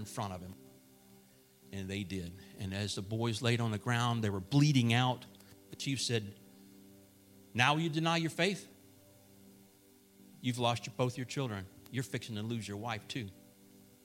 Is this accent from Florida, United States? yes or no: yes; Plant City, Florida, United States; I'm from Plant City